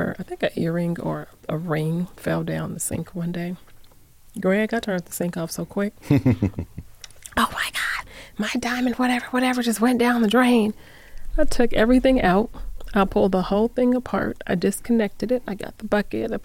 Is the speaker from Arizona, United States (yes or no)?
yes; Phoenix, Arizona, United States; now in Las Vegas, United States; I'm from Phoenix. I grew up in Phoenix. I was born in Northern Arizona. I grew up in Phoenix. I've been here for about 30 years